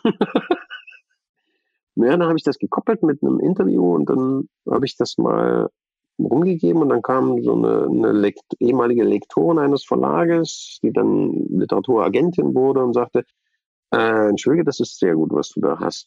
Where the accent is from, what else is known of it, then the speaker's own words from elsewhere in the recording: East Germany, Germany; bin ich Ossi